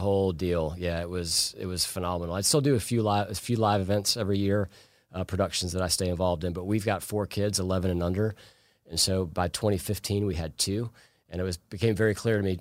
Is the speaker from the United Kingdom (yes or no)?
no; Plainfield, Illinois, United States; moved away as an adult; also born or lived in Chicago, Illinois; now in Forsyth County, Georgia, United States; I grew up in a small town called Plainfield, Illinois, outside of Chicago